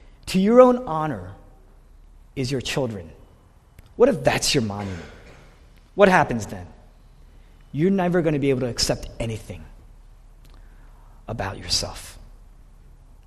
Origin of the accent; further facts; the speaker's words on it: Fort Washington, United States; also born or lived in Boston; I grew up in this area. I grew up in Fort Washington, that area.